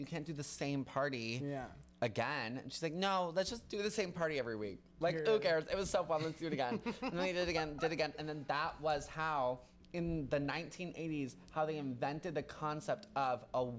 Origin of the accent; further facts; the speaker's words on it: Milwaukee, Wisconsin, United States; moved away as an adult; now in New York City, United States; So I grew up in Wisconsin